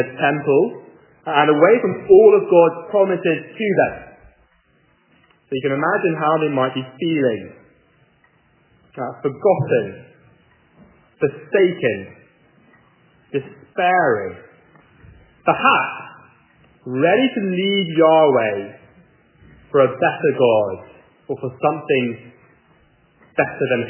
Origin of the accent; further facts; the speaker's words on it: England, United Kingdom; moved away as an adult; now in Charlotte, United States; I'm not from America at all. I'm from England.